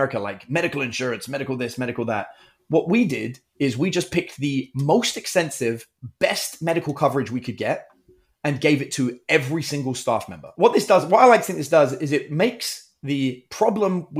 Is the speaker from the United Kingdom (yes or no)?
yes; United Kingdom; I'm British, in case you can't tell by my Texan accent.